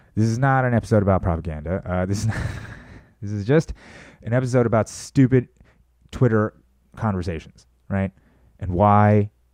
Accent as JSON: {"language": "English", "country": "United States", "said": "I'm an American."}